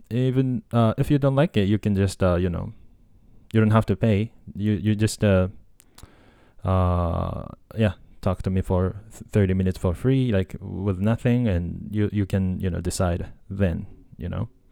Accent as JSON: {"language": "English", "region": "Tokyo", "country": "Japan", "tie": "born or raised there", "also_born_or_lived": "United States", "second_language": "English", "said": "I was born and raised in Japan. I grew up in Japan. Uh, I'm, like, hundred percent Japanese, um, and, uh, yeah, from Tokyo"}